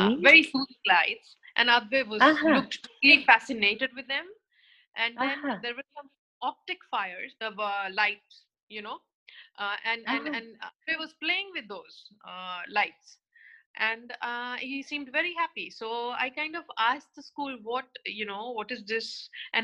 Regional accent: India; moved away as an adult; also born or lived in Mumbai; I come from India, born and brought up there

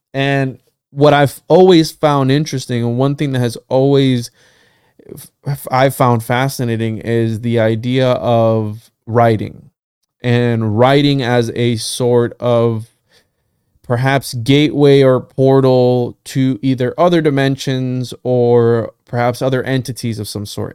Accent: Puerto Rico; first language Spanish; English is a second language; I'm from Puerto Rico and my first language is Spanish

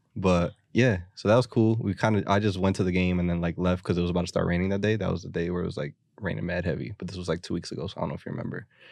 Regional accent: Philadelphia, Pennsylvania, United States; as a Philadelphian

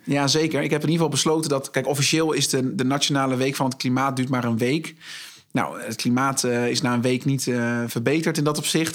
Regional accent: Zwartsluis, Overijssel, Netherlands; moved away as an adult; now in Zwolle, Netherlands; ik ben geboren en getogen in Zwartsluis

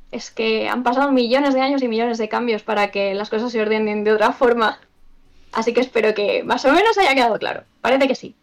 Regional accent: Extremadura, Spain; En Extremadura, Secarral, mi pueblo está allí

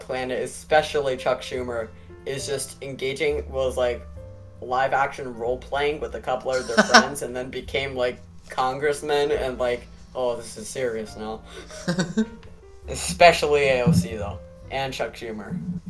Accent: Honduras; Well, actually, I am a dreamer. I'm from Honduras, and my grandfather on my mom's side is from

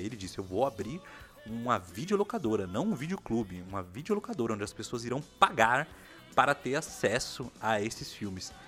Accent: São Paulo, Brazil; nós que somos aqui de São Paulo, nós vivemos na capital

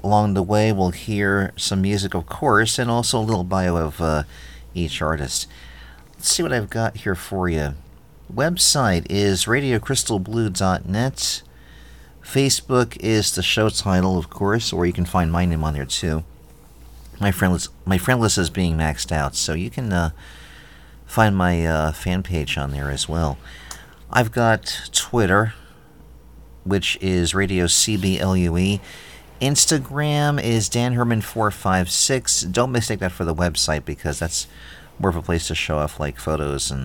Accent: New York, United States; now in Philadelphia, United States; I'm from New York, but I live in Britannia

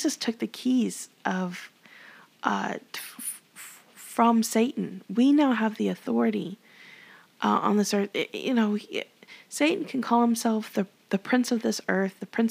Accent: Texas, United States

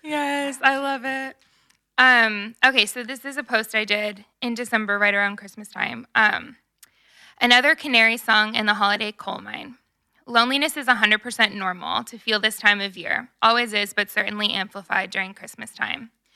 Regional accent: Nashville, Tennessee, United States; I am from Nashville

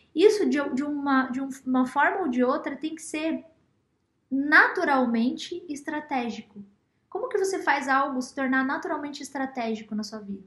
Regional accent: Matinhos, Paraná, Brazil; lá na minha cidade, Matinhos

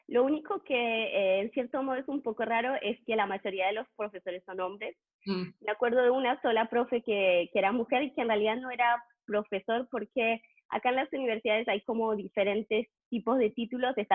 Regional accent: Trois-Rivières, Quebec, Canada; also born or lived in Montreal; porque yo no, no crecí en Montreal, crecí en Trois-Rivières. Y ahí fui, hice la licencia, hice eh, la maestría y para, para, el doctorado me mudé a Montreal

